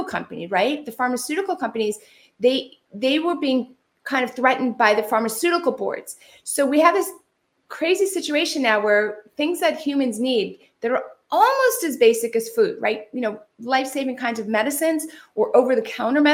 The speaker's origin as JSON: {"language": "English", "region": "California", "country": "United States", "said": "I'm from California"}